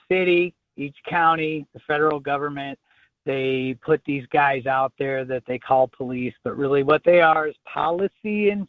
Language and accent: English; Michigan, United States; my allegiance is to the state of Michigan, where I was born.